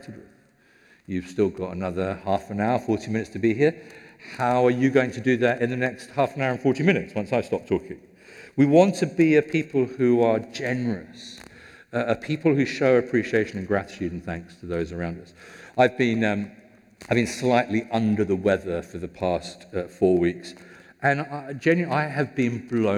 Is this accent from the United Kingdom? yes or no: yes; United Kingdom; we're British